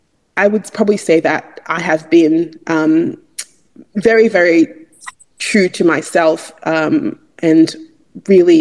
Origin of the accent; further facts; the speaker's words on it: Eastern Nigeria, Enugu State, Nigeria; moved away as an adult; also born or lived in Sydney, Australia; now in Australia; growing up in Eastern Nigeria, is that as a Nigerian, as an Igbo person, I grew up in my culture. And I, although I've been in Australia now for over 16 years